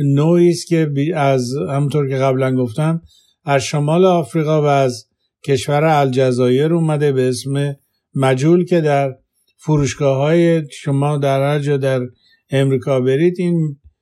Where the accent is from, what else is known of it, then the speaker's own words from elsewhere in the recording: Khuzestan, Iran; now in Walnut Creek, United States; زاده و بزرگ شده خوزستانم